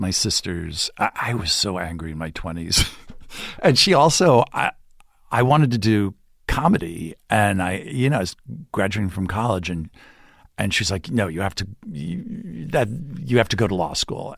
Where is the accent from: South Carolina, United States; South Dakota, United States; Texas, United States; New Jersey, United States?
New Jersey, United States; Montvale; moved away; I grew up in New Jersey